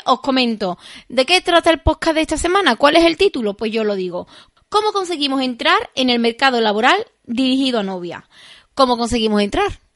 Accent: Seville, Andalusia, Spain; now in Arahal, Spain; yo soy de Sevilla

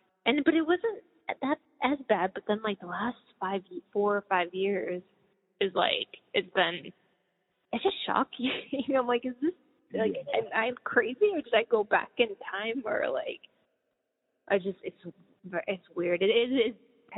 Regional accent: Boston, Massachusetts, United States; also born or lived in West Coast; I was born on the East Coast, like, Boston, grew up there, and then I went to the West Coast, lived a long time there

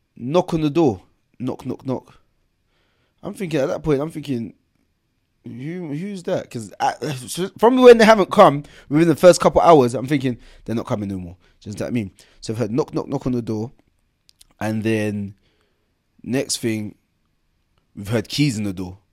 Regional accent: London, United Kingdom; also born or lived in Camberwell, London / Bermondsey, London / Nigeria; From seven years old um, seven years old, moved for, out of Camberwell to um, out of Camberwell to Bermondsey

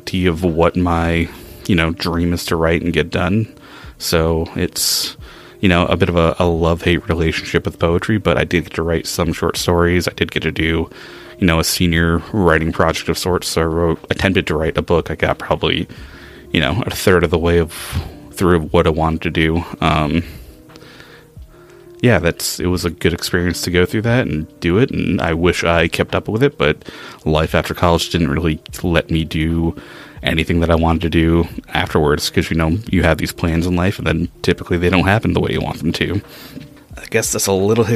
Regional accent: Maine, United States; also born or lived in New Hampshire; I grew up in Maine, was born in New Hampshire, been in New England all of my life

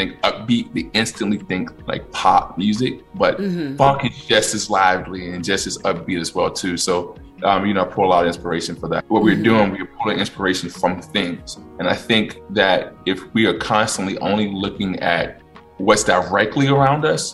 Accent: Virginia, United States; moved away; I am from Virginia, born and raised or raised in Virginia as a kid. Out in the country, though, like boonies.

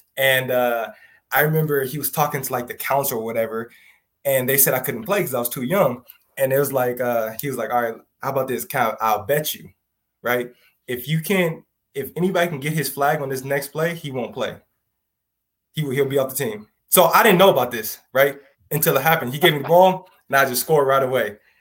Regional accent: Southern California, United States; born or raised there

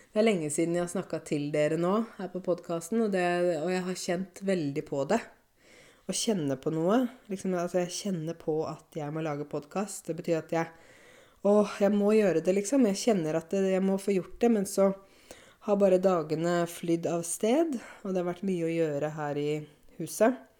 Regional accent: Åmot, Norway; moved away; jeg kjenner hver eneste krik og krok av Åmot. Det er det stedet der jeg kommer fra

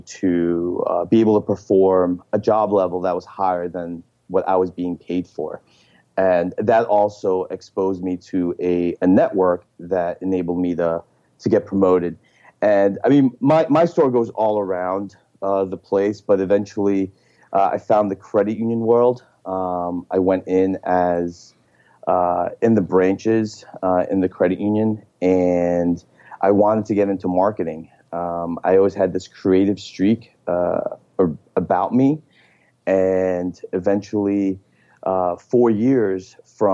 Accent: Elizabeth, New Jersey, United States; moved away as an adult; now in Palo Alto, United States; I grew up in Elizabeth, New Jersey, which is the fourth largest

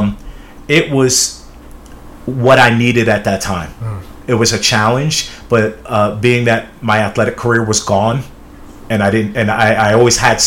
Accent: East Coast, United States; moved away as an adult; also born or lived in Seattle; I'm an East Coast kid. So I grew up on the East Coast coming out here.

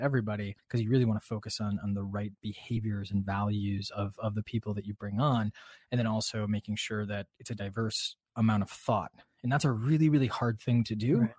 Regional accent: Midwest, United States; I'm a Midwesterner

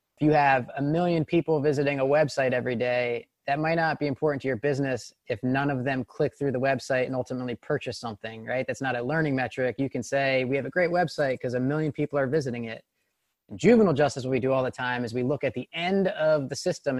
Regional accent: Morristown, New Jersey, United States; I am a white person that was born in Morristown, New Jersey, which is a pretty affluent suburb.

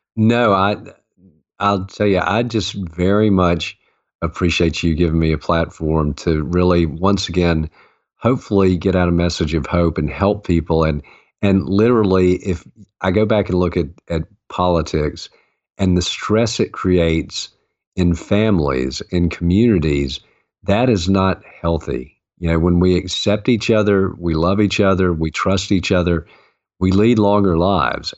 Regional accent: the South, United States; I grew up in the South and, you know, as Southern man

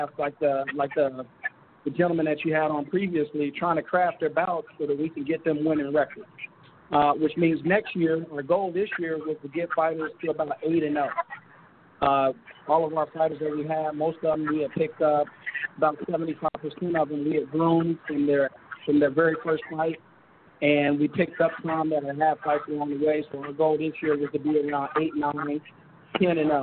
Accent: Indianapolis, Indiana, United States; Damon, Layman, and I come from Hallville, which is a notorious low-income area on the west side of Indianapolis

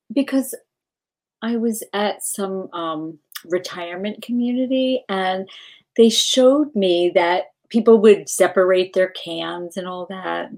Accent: Roslyn, New York, United States; also born or lived in Boston; now in Los Angeles, United States; I'm from Long Island originally

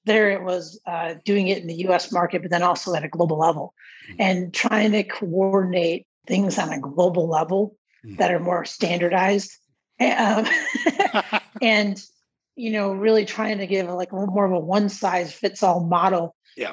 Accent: Palatine, Illinois, United States; growing up in Palatine and going to Palatine High School

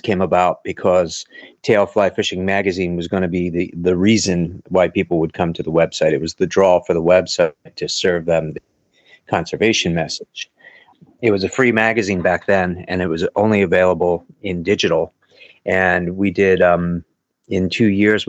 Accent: Pennsylvania, United States; also born or lived in New Jersey; now in Miami Beach, United States; I'm originally from Pennsylvania, now living in Southeast Florida, in Miami Beach

